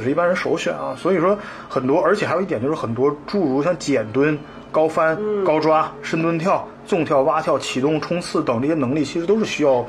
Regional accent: northern China, China; 因为我是北方人

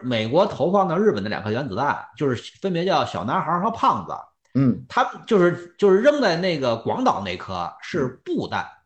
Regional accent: China; 我们作为中国人

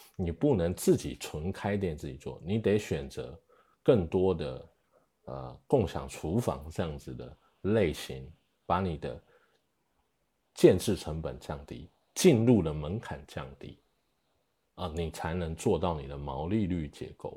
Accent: Taiwan; moved away as an adult; now in China; 我是，呃，来自台湾，啊，然后零八年进来中国

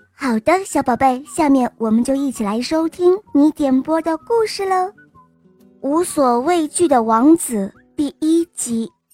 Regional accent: Beijing, China; 我来自北京

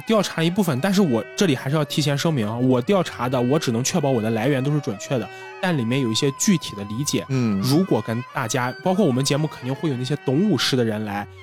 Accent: northern China, China; 我们俩作为北方人，现在我们家族可能我们也有亲戚

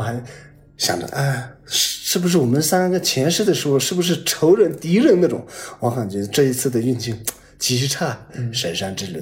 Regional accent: Tibetan areas, China; 我们藏区

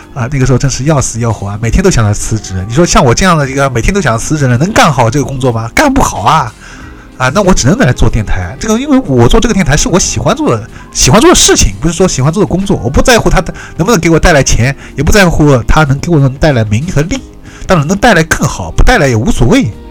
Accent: Shanghai, China; 我是上海的

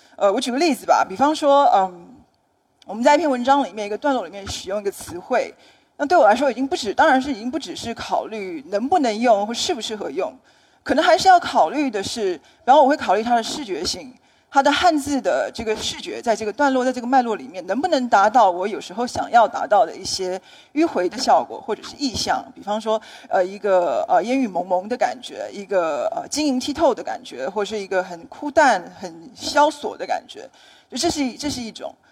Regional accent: Taiwan; 我来自台湾

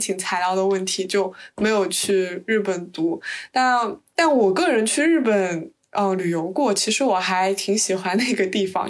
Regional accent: Suzhou, Jiangsu, China; now in United Kingdom; 我也是南方人，我是苏州的

